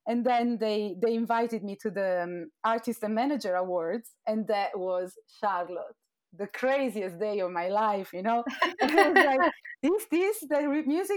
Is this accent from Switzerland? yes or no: no; Turin, Piedmont, Italy; moved away as an adult; now in London, United Kingdom; I'm from Torino in northwest of Italy.